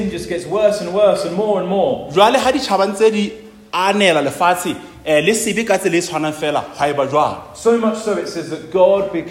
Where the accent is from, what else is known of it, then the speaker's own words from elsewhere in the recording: South Africa; And I'm not from New Zealand, so I must support South Africa.